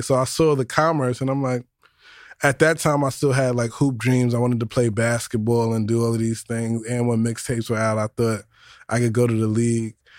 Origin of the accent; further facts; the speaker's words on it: New York City, New York, United States; also born or lived in Yonkers / East Harlem / Co-op City; I was born in the Bronx, Our Lady of Mercy